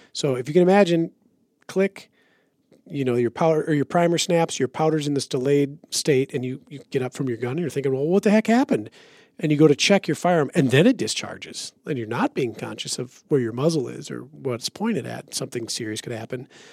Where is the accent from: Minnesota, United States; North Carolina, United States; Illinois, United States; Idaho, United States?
Minnesota, United States; I'm from Minnesota